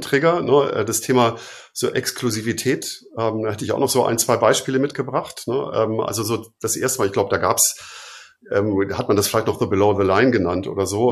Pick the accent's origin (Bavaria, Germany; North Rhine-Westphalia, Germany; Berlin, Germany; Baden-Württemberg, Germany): Bavaria, Germany; Fünfseenland, Ammersee area; ich komme ja so aus dem Fünfseenland, äh, sozusagen Ammersee, die Ecke